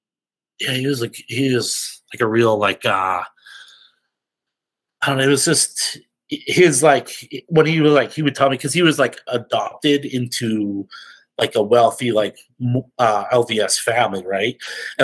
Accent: Lethbridge, Alberta, Canada; I'm from Canada, Lethbridge, Alberta.

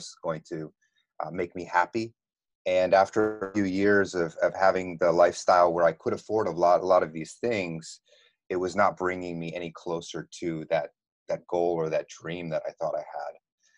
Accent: East Coast, United States; also born or lived in Texas; I grew up in the States, all over the East Coast, and then I went to high school and college in Texas

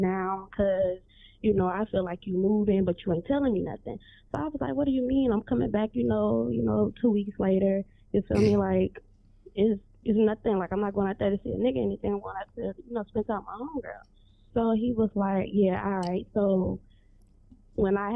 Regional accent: Louisiana, United States; moved away as an adult; now in Houston, United States; I'm from Louisiana, but I live in Houston, Texas now.

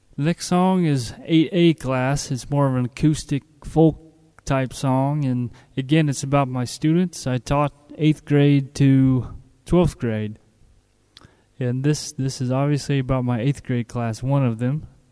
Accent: United States; moved away as an adult; now in Bulgaria; I'm an American, been over here since April 2006

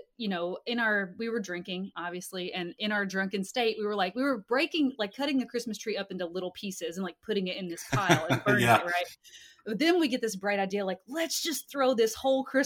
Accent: Kentucky, United States; moved away as an adult; also born or lived in Hawaii; we're originally both from Kentucky

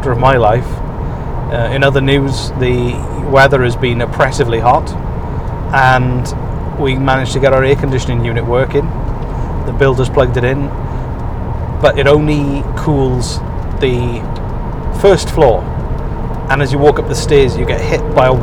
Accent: United Kingdom; moved away as an adult; now in Nova Scotia, Canada; a British person who is used to 10 degrees and drizzle

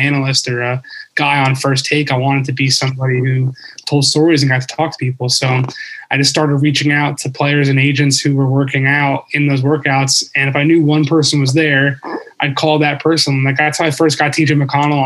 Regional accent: Philadelphia, Pennsylvania, United States; I was from Philly originally

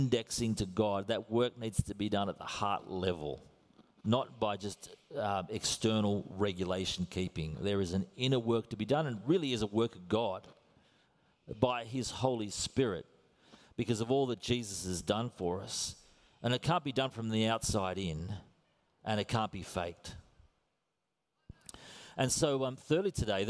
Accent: Australia; accent: Australian; I am Australian to the core

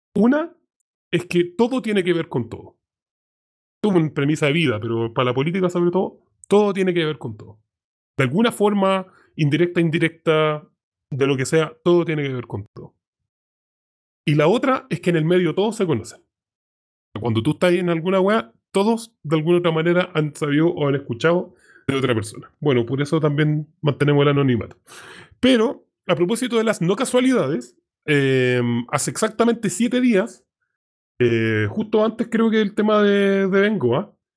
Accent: Santiago, Santiago Metropolitan Region, Chile; somos santiaguinos. Pues yo en este caso también.

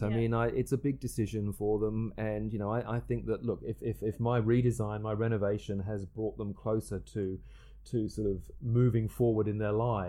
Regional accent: England, United Kingdom; We're both English. We both have a very similar sense of humour.

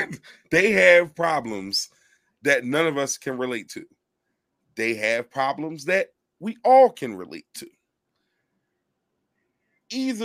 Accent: Philadelphia, Pennsylvania, United States; I am from Philadelphia, Pennsylvania. I was born and raised. It's where I stay right now

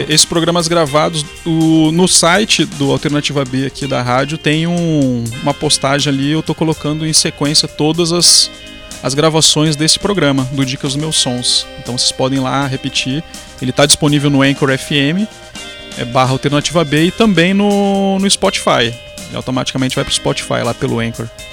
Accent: Rio Grande do Sul, Brazil; moved away as an adult; also born or lived in Paraíba; now in João Pessoa, Brazil; eu sou gaúcho e tô na Paraíba.

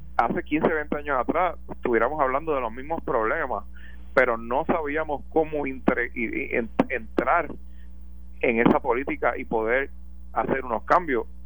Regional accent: Puerto Rico; como puertorriqueños

